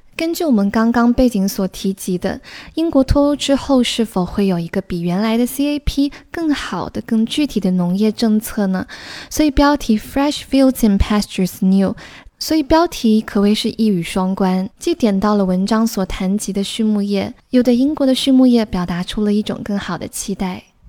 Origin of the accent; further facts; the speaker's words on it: southern China, China; 我作为一个土生土长的南方人，去过最北的城市只是南京